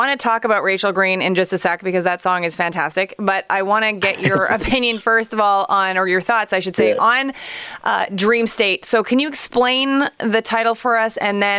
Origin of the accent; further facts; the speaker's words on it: Montreal, Quebec, Canada; I'm happy to know you did it a lot in my hometown.